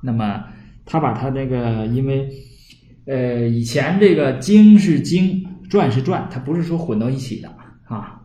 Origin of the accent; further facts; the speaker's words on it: Northeast China, China; accent: Northeastern Mandarin; 我们东北话呢叫嘚瑟